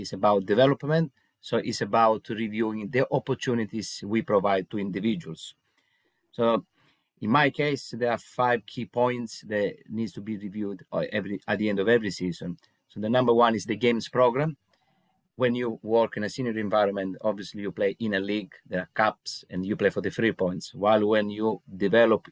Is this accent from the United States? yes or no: no; Italy; moved away as an adult; now in England, United Kingdom; I'm originally from Italy, so I started my coaching journey when I was in Italy about 16 years ago. And 10 years ago, I decided to move to England